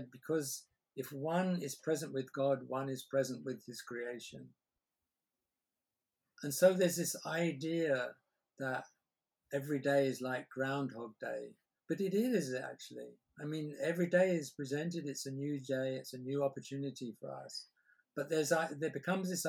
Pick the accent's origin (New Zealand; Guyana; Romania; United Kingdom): United Kingdom; England; I'm English